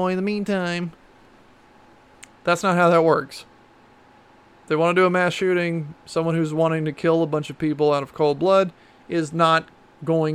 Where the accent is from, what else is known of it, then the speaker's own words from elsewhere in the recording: Texas, United States; I'm also from Texas, and I grew up shooting guns, and I've been around guns my whole life